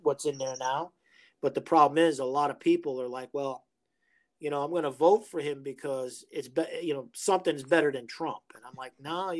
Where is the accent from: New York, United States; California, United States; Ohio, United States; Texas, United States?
New York, United States; New York City; I grew up in New York City